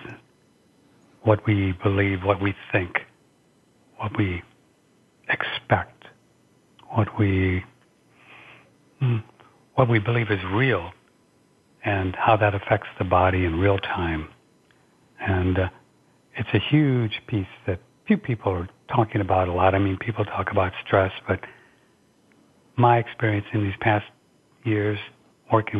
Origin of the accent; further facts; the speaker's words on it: St. Louis, Missouri, United States; I just started working at little radio stations around my hometown in St. Louis